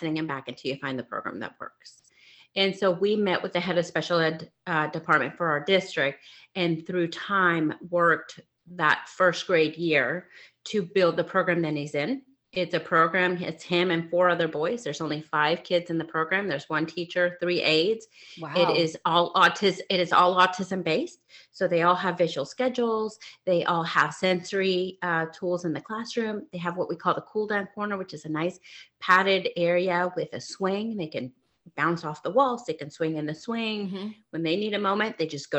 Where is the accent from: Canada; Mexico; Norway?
Mexico; moved away; I grew up in Mexico